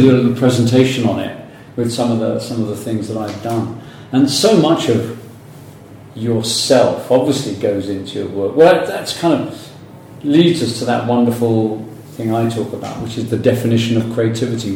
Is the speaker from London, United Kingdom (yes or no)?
yes; London, United Kingdom; also born or lived in New York; London boy, North London.